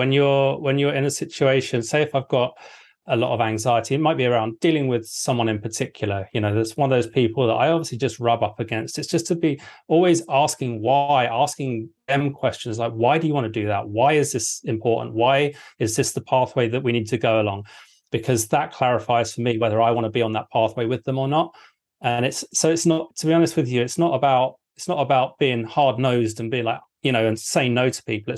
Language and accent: English; England, United Kingdom; I'm English.